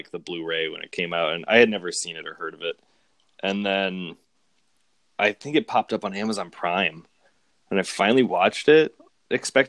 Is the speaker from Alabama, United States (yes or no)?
no; Hanover, Massachusetts, United States; My hometown, shout out to Hanover, Massachusetts